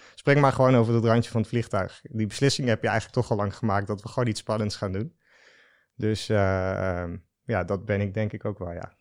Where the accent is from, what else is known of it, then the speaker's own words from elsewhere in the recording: Den Dolder, Utrecht, Netherlands; also born or lived in Breda; ik ben geboren in Breda. Ik ben opgegroeid dus in Den Dolder.